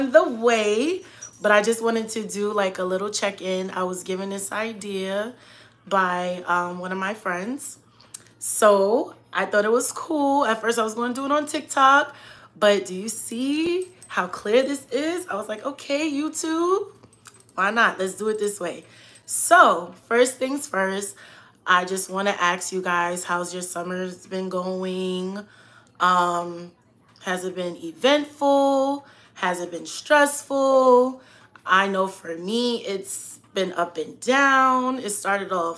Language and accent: English; New York City, New York, United States; moved away as an adult; Southside Jamaica, Queens